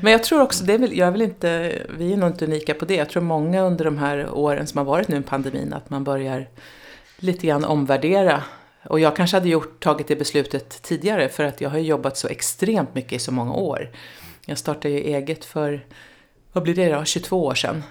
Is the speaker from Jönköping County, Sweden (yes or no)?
no; Nyköping, Södermanland, Sweden; jag är uppvuxen i Nyköping